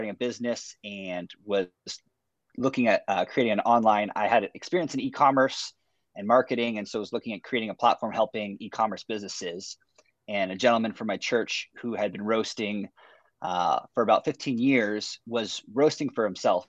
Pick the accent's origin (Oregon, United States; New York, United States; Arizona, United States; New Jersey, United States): Arizona, United States; Phoenix; also born or lived in Merritt Island, Florida; I was born and raised here in Phoenix, Arizona